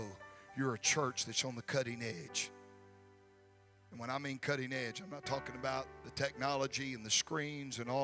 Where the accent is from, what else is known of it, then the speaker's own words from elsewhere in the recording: Gulfport, Mississippi, United States; the city of Gulfport, which is my hometown